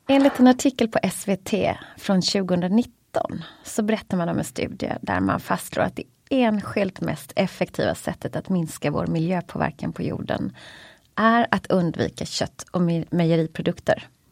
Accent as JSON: {"language": "Swedish", "town": "Gothenburg", "region": "Västra Götaland", "country": "Sweden", "said": "som göteborgare då, får man ju säga, jag är mest uppvuxen på fisk"}